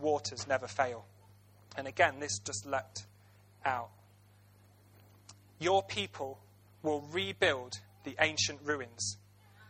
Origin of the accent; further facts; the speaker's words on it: Ilkeston, East Midlands, United Kingdom; I was born and bred in Ilkeston